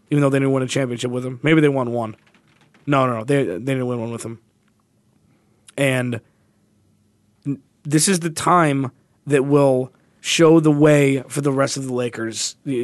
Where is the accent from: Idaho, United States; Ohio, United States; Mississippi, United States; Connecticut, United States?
Ohio, United States; I'm from Ohio.